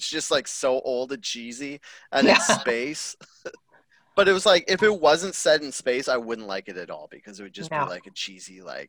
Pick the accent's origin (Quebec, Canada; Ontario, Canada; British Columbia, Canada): British Columbia, Canada; me and Derek grew up in tiny towns in the interior